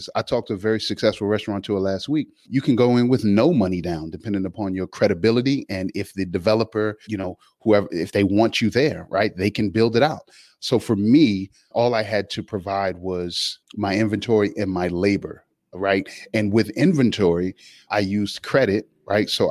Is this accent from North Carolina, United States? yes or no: no; Alexandria, Virginia, United States; I'm from Alexandria, Virginia. You know, South Side, Alpha Street